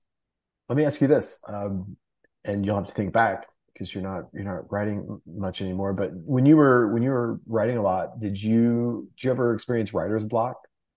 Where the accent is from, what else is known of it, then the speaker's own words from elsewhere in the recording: Texas, United States; I'm from Texas